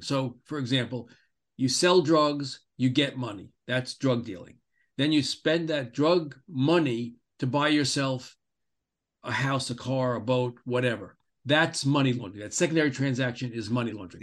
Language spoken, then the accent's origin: English; Great Neck, New York, United States; moved away; my hometown, where I grew up, in Great Neck, New York